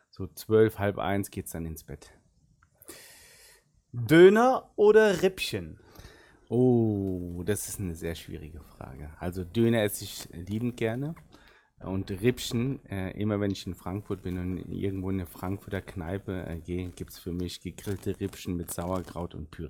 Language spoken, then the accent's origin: German; South Turkey, Turkey; first language Arabic; German is a second language; wir kommen so aus der, ganz im Süden der Türkei und äh, da reden wir auch äh, Arabisch. Und meine Muttersprache ist wirklich Arabisch und die zweite äh, war dann Deutsch und dann kam Türkisch.